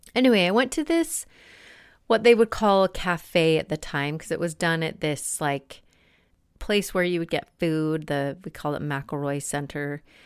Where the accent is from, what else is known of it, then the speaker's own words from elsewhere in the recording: Salt Lake City, Utah, United States; moved away as an adult; also born or lived in Boston; I grew up in Salt Lake City